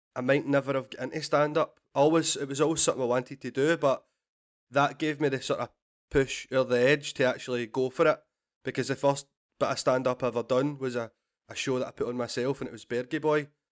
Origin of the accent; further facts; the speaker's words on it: Glasgow, Scotland, United Kingdom; I grew up in Glasgow